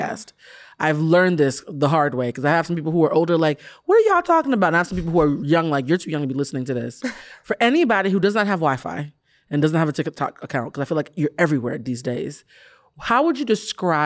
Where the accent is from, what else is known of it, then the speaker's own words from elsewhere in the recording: Boston, Massachusetts, United States; I'm from Boston